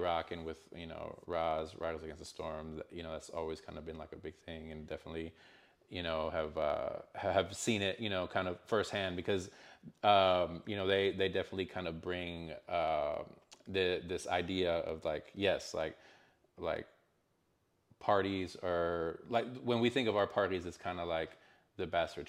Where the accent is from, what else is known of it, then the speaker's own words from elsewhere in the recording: Canyon, Texas, United States; moved away as an adult; also born or lived in El Paso, Texas; now in Austin, United States; growing up in the Panhandle